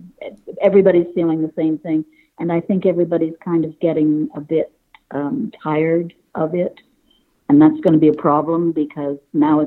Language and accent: English; Toronto, Ontario, Canada; Only child. It was just a great place to get away from because it was the 60s.